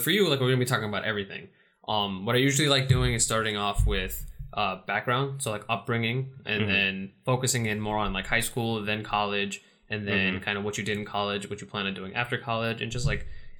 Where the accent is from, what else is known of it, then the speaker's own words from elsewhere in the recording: New York City, New York, United States; I'm from Queens